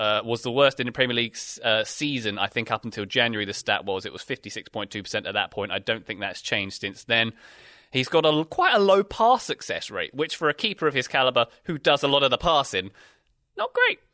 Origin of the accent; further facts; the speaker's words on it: United Kingdom; being British